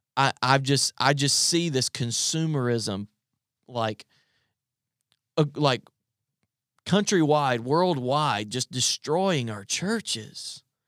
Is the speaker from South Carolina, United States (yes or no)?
yes; South Carolina, United States; moved away as an adult; now in Virginia, United States; I'm from South Carolina and I moved to Virginia